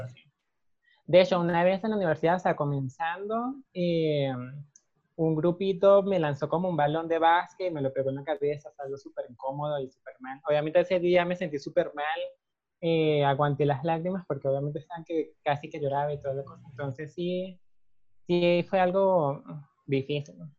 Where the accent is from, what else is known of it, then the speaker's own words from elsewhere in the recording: Caracas, Capital District, Venezuela; moved away as an adult; now in Costa Rica; yo nací en Caracas, eh, viví prácticamente toda mi vida en Caracas hasta que me vine para acá.